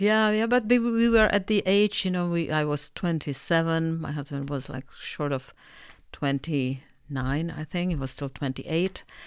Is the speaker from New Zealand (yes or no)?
no; Czechia; moved away as an adult; also born or lived in Canada; I'm, uh, originally Czech, uh, however, I lived in Canada for eleven years